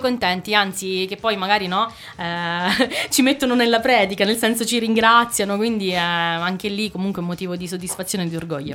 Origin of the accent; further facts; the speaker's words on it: Penna San Giovanni, Marche, Italy; moved away as an adult; now in Fermo, Italy; io sono originaria di Penna San Giovanni, che è un paesino piccolissimo della provincia di Macerata